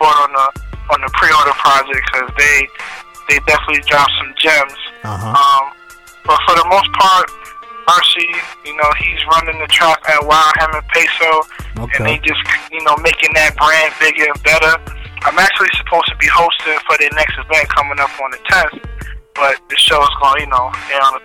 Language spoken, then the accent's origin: English; New York City, New York, United States; also born or lived in Harlem, New York City; born and raised in Brooklyn